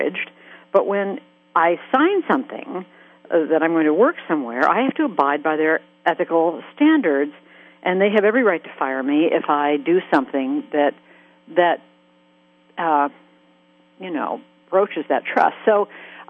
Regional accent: Colorado, United States; moved away; when I go to my hometown in Colorado, you know, and all my neighbors are ranchers

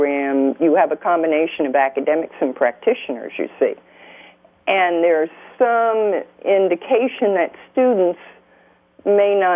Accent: New Jersey, United States; moved away as an adult; now in Louisiana, United States; I'm a Yankee from New Jersey originally.

